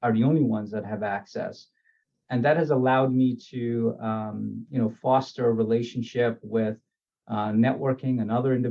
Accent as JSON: {"language": "English", "region": "New York", "country": "United States", "tie": "born or raised there", "also_born_or_lived": "Guyana", "said": "we came over to New York when I was about eight. And, you know, growing up in Richmond Hill, Queens, is certainly in the 90s"}